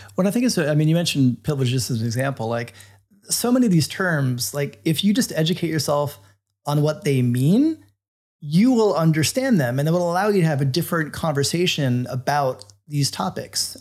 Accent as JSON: {"language": "English", "region": "Florida", "country": "United States", "tie": "born or raised there", "said": "I grew up in Florida"}